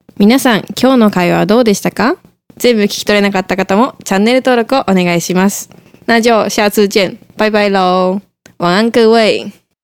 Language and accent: Japanese; Tokyo, Japan; 東京から来た